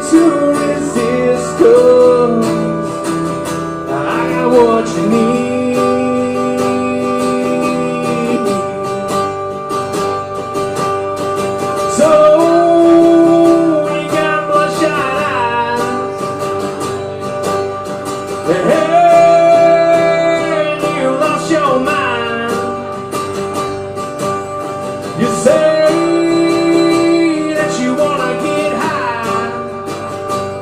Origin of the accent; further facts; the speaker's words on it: Atlanta, Georgia, United States; moved away as an adult; I'm originally from the Atlanta area. I moved up here about 10 years ago to pursue songwriting.